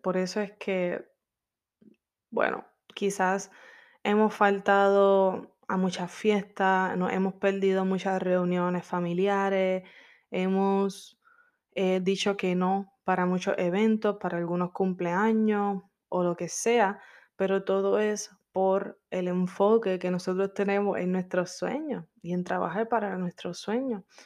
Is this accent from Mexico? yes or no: no; Puerto Rico; moved away as an adult; now in Orlando, United States; Yo soy caribeña, soy de PR